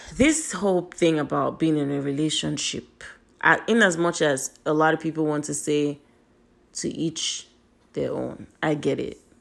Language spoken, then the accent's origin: English; Nigeria; I'm Nigerian, and the way our culture is set up